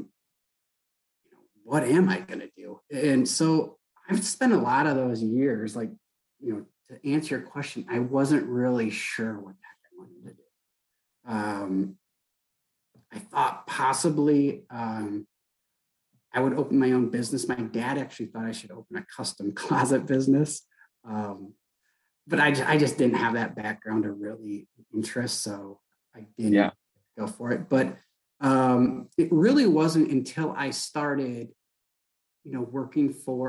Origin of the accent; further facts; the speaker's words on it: Saginaw, Michigan, United States; I grew up in Saginaw, Michigan, which is an old GM town